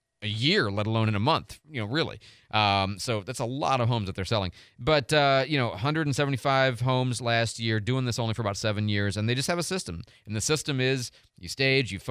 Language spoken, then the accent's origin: English; Midwest, United States; now in Pensacola, United States; I'm from the Midwest